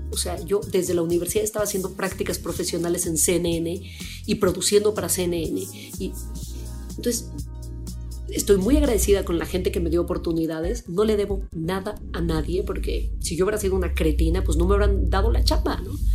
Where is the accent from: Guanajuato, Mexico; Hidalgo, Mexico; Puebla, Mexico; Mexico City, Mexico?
Mexico City, Mexico; estudié en el Colegio Madrid, que es una, escuela de refugiados españoles